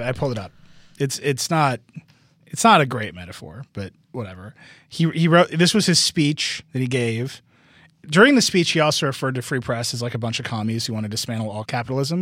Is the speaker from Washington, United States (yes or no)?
no; Wisconsin, United States; moved away; Wisconsin, my home state